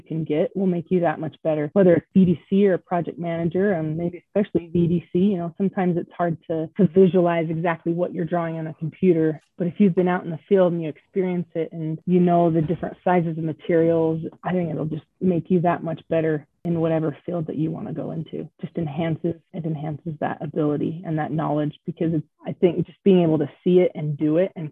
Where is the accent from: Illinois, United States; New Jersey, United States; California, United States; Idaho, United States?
Idaho, United States; Pocatello; Born and raised in Pocatello